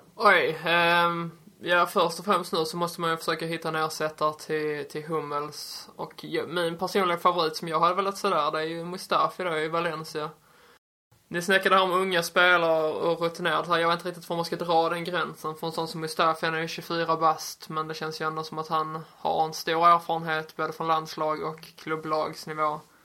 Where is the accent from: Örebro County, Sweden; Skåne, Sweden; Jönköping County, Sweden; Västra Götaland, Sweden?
Skåne, Sweden; jag som skåning